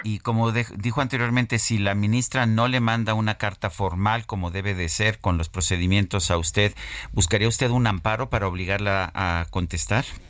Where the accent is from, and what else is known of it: Mexico